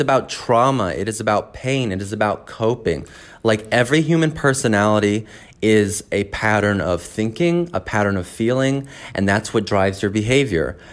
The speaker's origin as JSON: {"language": "English", "town": "Edwardsville", "region": "Illinois", "country": "United States", "said": "I am from Southern Illinois in a town called Edwardsville"}